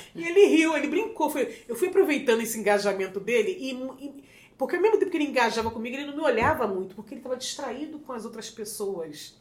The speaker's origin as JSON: {"language": "Portuguese", "region": "Rio de Janeiro", "country": "Brazil", "tie": "born or raised there", "also_born_or_lived": "São Paulo", "accent": "carioca", "moved": "as an adult", "lives_now": "New York, United States", "said": "sou do Rio de Janeiro, bem do subúrbio do Rio de Janeiro, bastante conhecido como Zona Norte"}